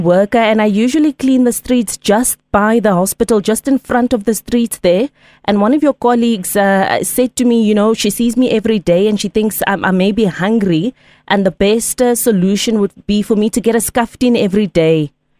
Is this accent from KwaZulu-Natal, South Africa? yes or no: yes; Empangeni, KwaZulu-Natal, South Africa; I'm from Empangeni. I'm a municipal worker. I clean the streets.